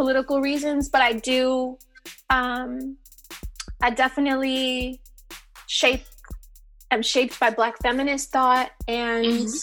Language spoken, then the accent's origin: English; San Diego, California, United States; now in Brooklyn, United States; growing up in San Diego